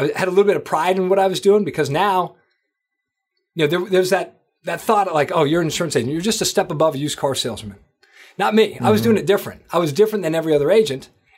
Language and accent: English; Manchester, New Hampshire, United States; moved away as an adult; also born or lived in Boston; Manchester, New Hampshire. That's where I grew up. I grew up in New Hampshire. And basically, you know, went to high school there, college, the whole deal. Lived in Boston after.